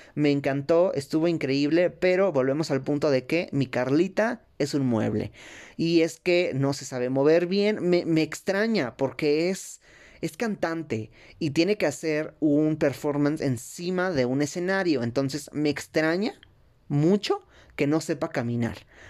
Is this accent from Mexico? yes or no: yes; Mexico; nosotros como mexicanas